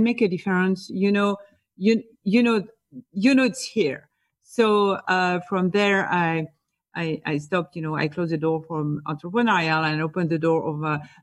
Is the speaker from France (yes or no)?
yes; France; accent: French; English is a second language; moved away as an adult; also born or lived in Boston, United States; now in New York, United States; So I am from France, as my accent can tell. So I was born and raised in France.